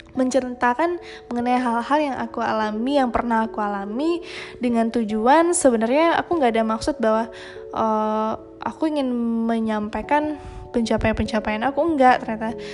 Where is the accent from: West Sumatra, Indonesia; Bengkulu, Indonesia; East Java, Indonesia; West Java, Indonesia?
West Sumatra, Indonesia; Padang Panjang; aku malah lebih banyak tahu tentang Padang Panjang karena aku besarnya di Padang Panjang